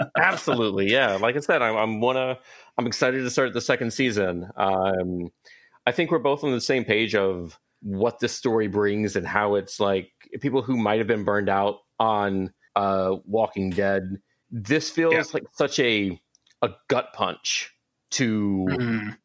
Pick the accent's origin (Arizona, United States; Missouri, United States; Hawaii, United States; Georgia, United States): Georgia, United States; Atlanta; now in Baltimore, United States; I'm I'm from Atlanta, but I live in Baltimore now